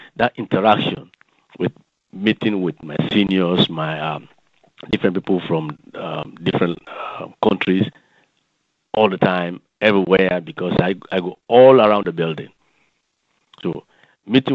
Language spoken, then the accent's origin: English; Sierra Leone; moved away as an adult; now in Alexandria, United States; I am from Sierra Leone in the west coast of Africa.